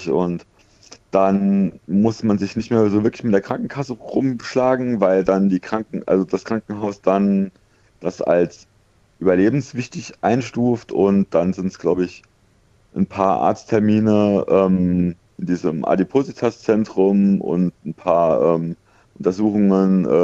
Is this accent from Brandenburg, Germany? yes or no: no; Saarbrücken, Saarland, Germany; ich komme ja aus Saarbrücken und ich bin in Homburg, bin ich operiert worden.